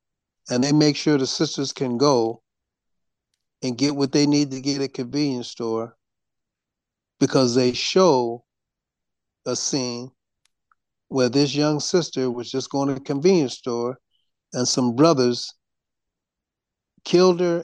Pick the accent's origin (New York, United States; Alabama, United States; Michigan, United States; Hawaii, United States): Michigan, United States; Detroit; I was born in Detroit